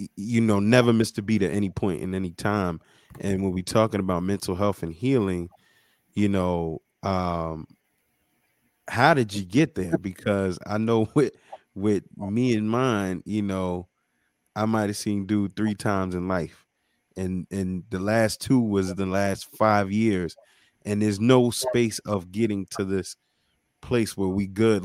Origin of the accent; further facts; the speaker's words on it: New York, United States; now in Baltimore, United States; me being from New York as well